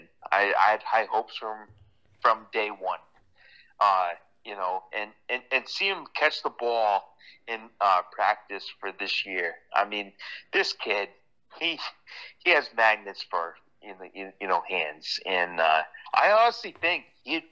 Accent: Connecticut, United States; I'm from Connecticut

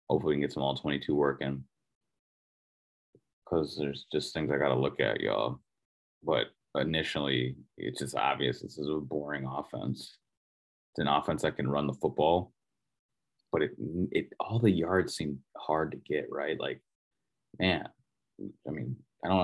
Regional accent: Minnesota, United States; moved away; I'm from Minnesota.

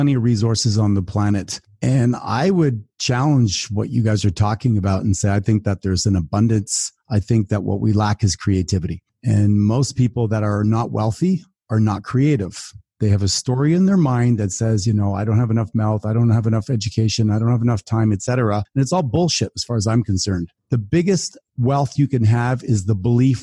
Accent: Canada; I'm from Canada

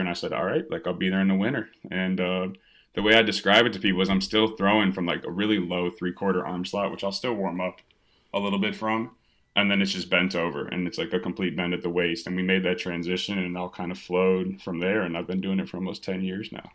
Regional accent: Evanston, Illinois, United States; also born or lived in Penn State; now in Chicago, United States; I was born in Chicago, but did all my, uh, all my growing in Evanston, which is just north of the city

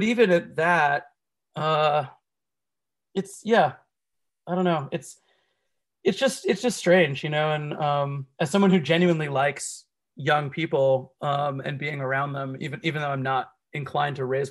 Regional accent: Miami-Dade, Florida, United States; I'm from Miami-Dade

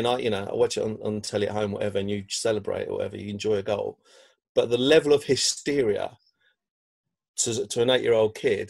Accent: London, United Kingdom; You know, I grew up in South East London

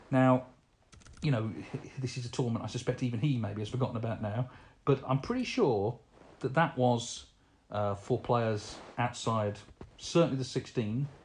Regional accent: Portsmouth, South East England, United Kingdom; born or raised there

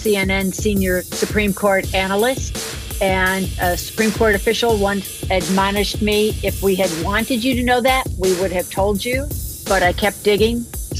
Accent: Chicago, Illinois, United States; moved away as an adult; also born or lived in Wisconsin; now in Washington, D.C., United States; I come from the South Side of Chicago. I'm half Croatian, half Irish, from the South Side of Chicago. Grew up there

